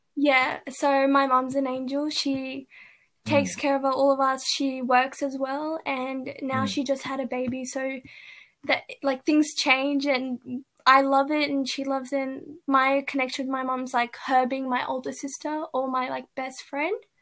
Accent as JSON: {"language": "English", "town": "Canberra", "region": "Australian Capital Territory", "country": "Australia", "tie": "born or raised there", "said": "I was born and raised here in Canberra"}